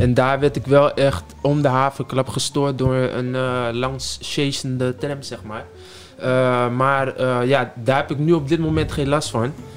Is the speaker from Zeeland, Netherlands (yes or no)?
no; Amsterdam, North Holland, Netherlands; ik uit Amsterdam kom en eh, daar ook geboren ben